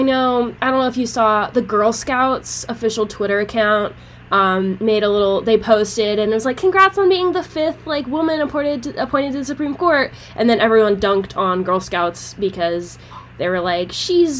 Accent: Maryland, United States; my home state of Maryland

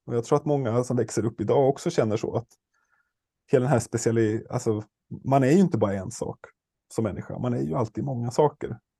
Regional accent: Stockholm, Stockholm County, Sweden; jag är ju stockholmare

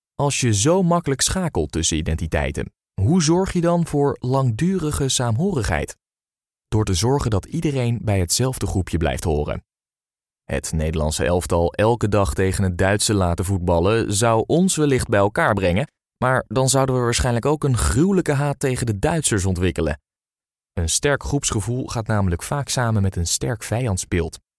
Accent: Netherlands; Als Nederlanders

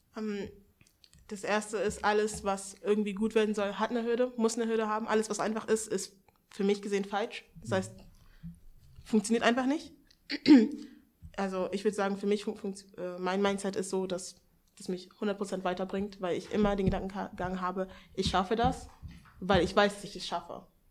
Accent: Hanover, Lower Saxony, Germany; ich bin 21 Jahre alt, ich komme aus Hannover.

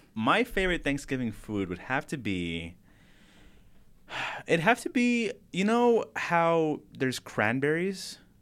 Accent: El Paso, Texas, United States; moved away; I am gonna be drive home to El Paso, my hometown

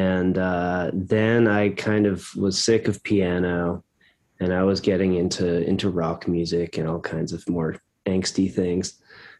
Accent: Boston, Massachusetts, United States; I'm from Boston. And so we'd go to the Boston Symphony Orchestra, and have season's passes.

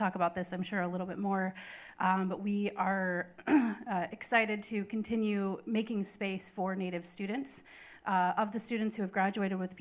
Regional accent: Fort Peck, northeastern Montana, United States; now in Oklahoma, United States; I am Assiniboine from the Fort Peck Assiniboine and Sioux Tribes in northeastern Montana

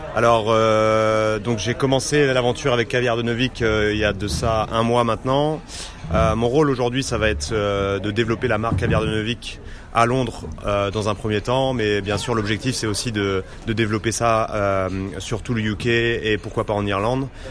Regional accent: Normandy, France; moved away as an adult; now in London, United Kingdom; je viens de Normandie

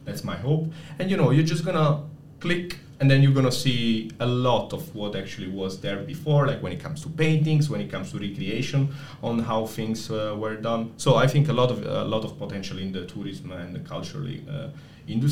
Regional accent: Naples, Campania, Italy; moved away; I'm from Napoli. So now, shameless plug for my city, Napoli

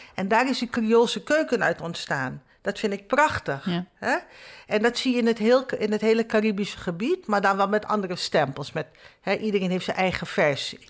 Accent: Nieuw Nickerie, Nickerie, Suriname; now in Netherlands; Ik kom uit Nieuw-Nikeri, dat is mhm. zeg maar eh, het tweede stadje.

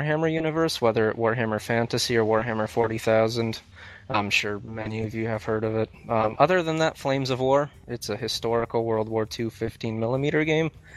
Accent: Boston, Massachusetts, United States; I am from Boston, Massachusetts.

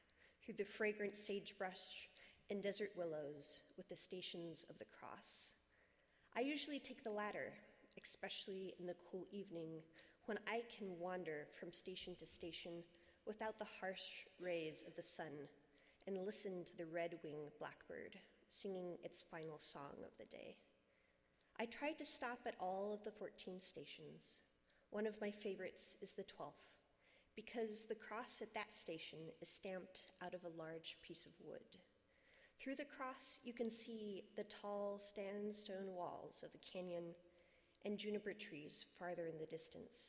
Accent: New Mexico, United States; moved away; I'm originally from New Mexico

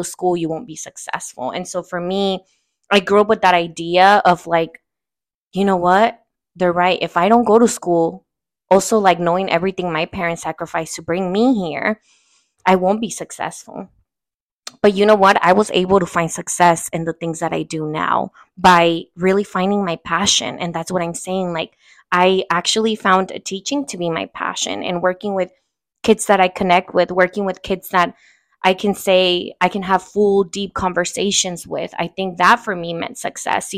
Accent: Oakland, California, United States; first language Spanish; English is a second language; also born or lived in Uruapan, Michoacan, Mexico; I also claim East Oakland. I was raised in East Oakland

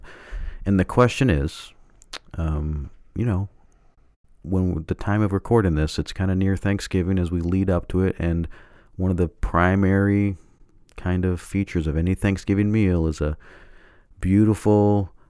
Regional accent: Canada; I mean, I grew up in Canada, too, and we still had... We had turkey, too.

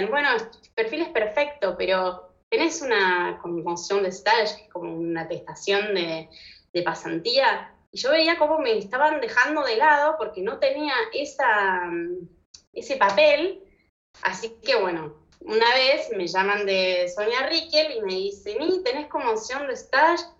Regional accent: Argentina; born there; also born or lived in Morocco / United States; Tuve una vida bastante movida, nací en Argentina, después me fui a Marruecos, después a Estados Unidos, después volví a Buenos Aires, donde hice mis estudios de diseño industrial

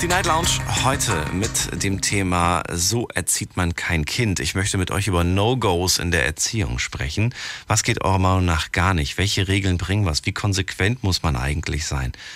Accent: Frankfurt, Hesse, Germany; Ich auch

